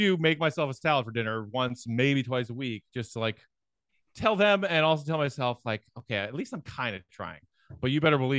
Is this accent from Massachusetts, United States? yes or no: no; Chicago, Illinois, United States; part of who I am as a Chicagoan.